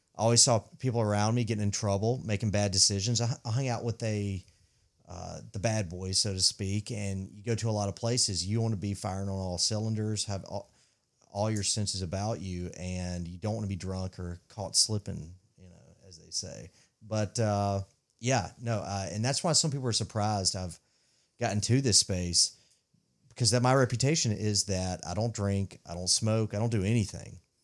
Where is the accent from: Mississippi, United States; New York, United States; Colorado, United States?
Mississippi, United States; I grew up in Mississippi